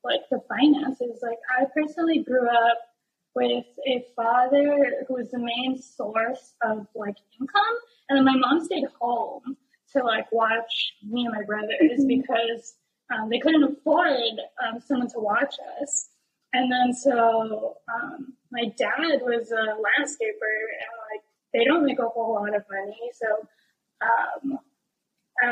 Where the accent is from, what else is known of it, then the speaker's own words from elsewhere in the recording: west side of Oʻahu, Hawaii, United States; growing up in Hawaii